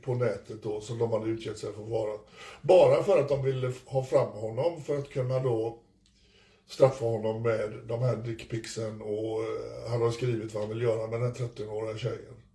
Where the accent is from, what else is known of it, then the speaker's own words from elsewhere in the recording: Sweden; jag är från Sverige